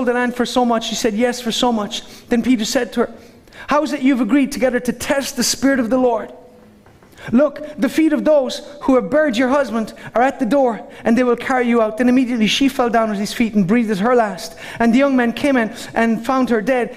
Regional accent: Ireland; I'm Irish.

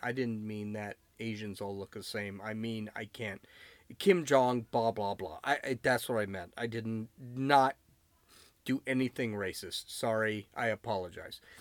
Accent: United States; I am an American citizen. I was born here

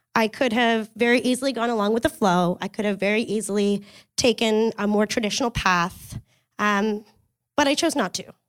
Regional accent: Kingston, Ontario, Canada; I grew up in Kingston, Ontario

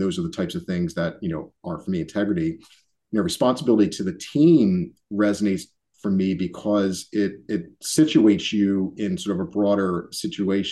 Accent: Philadelphia, Pennsylvania, United States; being born and raised in Philly

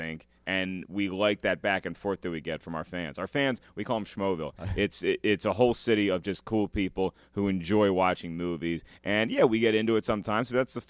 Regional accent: Williamsburg, Virginia, United States; I grew up in Williamsburg, Virginia.

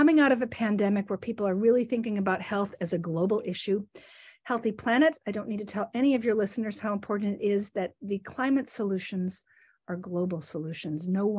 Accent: Minnesota, United States; So this diversity as a Minnesotan, it's as fundamental to being a Minnesotan as jokes about lutefisk or Sven and Ole.

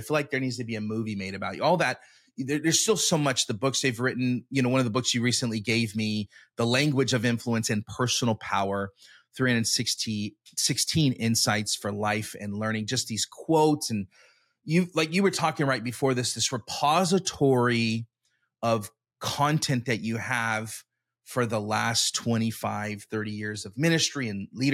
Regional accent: Elk Grove, California, United States; You started a church in my hometown, Harvest. It's Harvest, right? Yep, in Elk Grove

